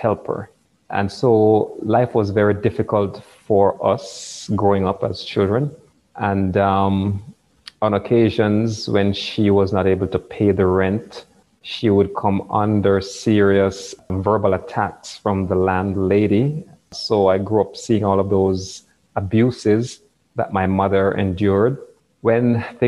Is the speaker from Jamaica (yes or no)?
yes; Kingston, Jamaica; I was born in Kingston, the capital city of Jamaica